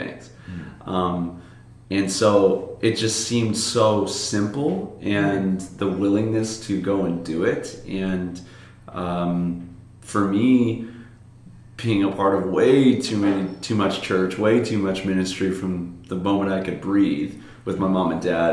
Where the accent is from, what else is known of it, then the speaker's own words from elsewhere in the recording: Lake Zurich, Illinois, United States; now in Hawaii, United States; I'm from Lake Zurich, Illinois